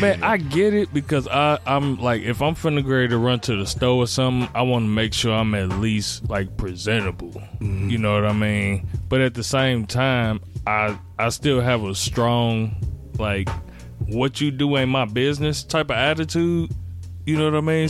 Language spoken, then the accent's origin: English; Gary, Indiana, United States; I'm come from Gary, Indiana